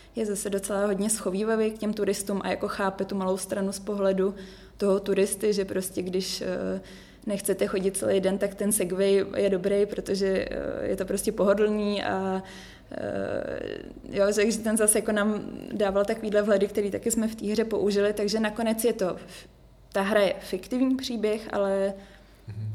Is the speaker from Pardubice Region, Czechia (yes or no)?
no; Prague, Czechia; moved away as an adult; now in Marseille, France; já jsem prožila celý život v Praze